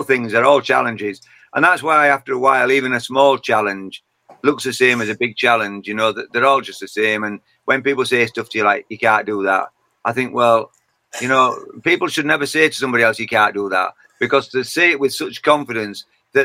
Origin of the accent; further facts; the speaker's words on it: Yorkshire and the Humber, United Kingdom; accent: Yorkshire; I'm a Yorkshire man, and I'm born and bred in Yorkshire